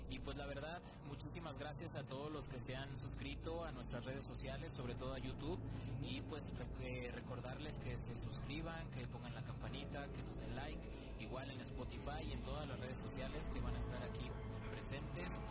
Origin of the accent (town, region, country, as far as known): Guadalajara, Jalisco, Mexico